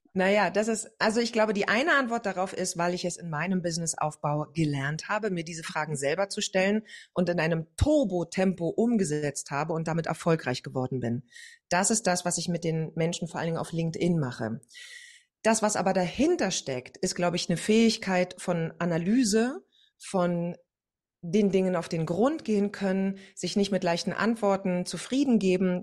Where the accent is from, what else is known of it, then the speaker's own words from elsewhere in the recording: East Germany, Germany; Also ich komme, wie schon gesagt, aus dem Osten